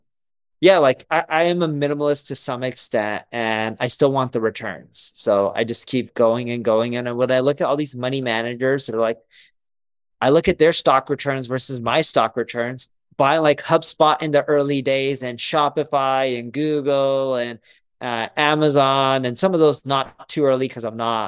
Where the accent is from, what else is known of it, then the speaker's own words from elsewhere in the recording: Orange County, Southern California, United States; we're from Southern California to Los Angeles, technically Orange County, but it's close enough to Los Angeles.